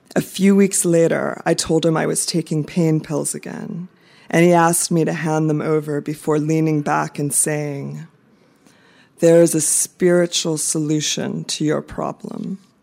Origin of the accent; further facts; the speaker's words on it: United States; moved away as an adult; also born or lived in Baltimore / Phnom Penh, Cambodia; now in Bangkok, Thailand; I am American